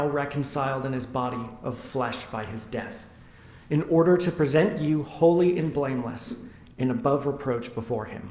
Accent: Western Washington State, United States; also born or lived in Nashville, Tennessee; when I was about 8 years old, my family moved to Western Washington State

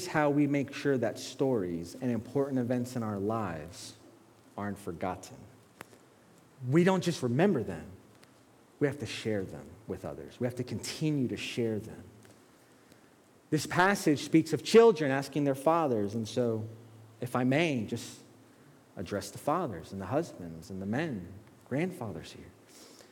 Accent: Bridgeport, Connecticut, United States; also born or lived in Brooklyn, New York; then we moved to Bridgeport

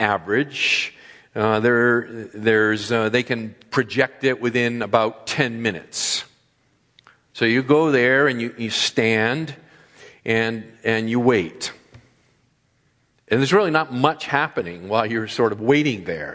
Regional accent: East Coast, United States; moved away as an adult; also born or lived in Texas / Ohio / Massachusetts; now in California, United States; having been born and brought up on the East Coast, living in the Midwest, in the Southwest, and now here in the Far West

